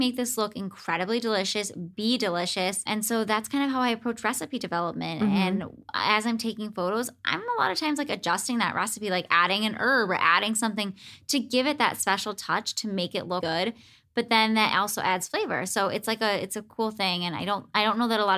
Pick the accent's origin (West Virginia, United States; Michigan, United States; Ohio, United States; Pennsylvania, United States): Ohio, United States; Cleveland; moved away; I'm from Cleveland originally